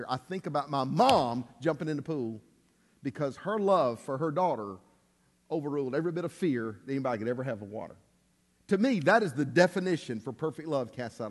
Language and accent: English; Alabama, United States; we're from Alabama